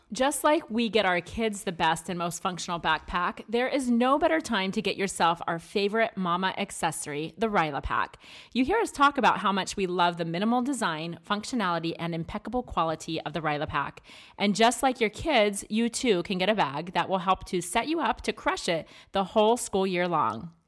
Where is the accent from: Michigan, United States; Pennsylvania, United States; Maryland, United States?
Maryland, United States; now in Arizona, United States; I grew up in Maryland